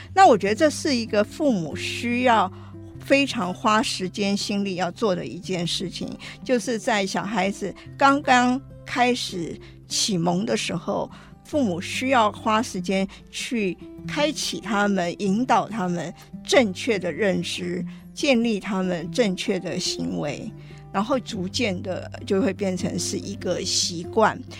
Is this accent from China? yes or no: no; Taiwan; moved away as an adult; also born or lived in United States / United Kingdom; 我虽然是在台湾出生，我也在台湾完成了大学教育